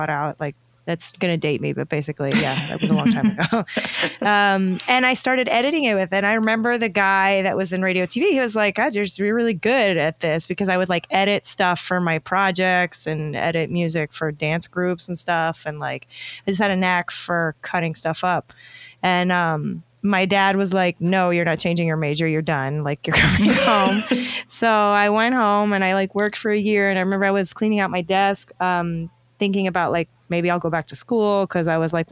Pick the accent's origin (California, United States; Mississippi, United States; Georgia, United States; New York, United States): Georgia, United States; the South, high school in a suburb of Atlanta; I grew up in the South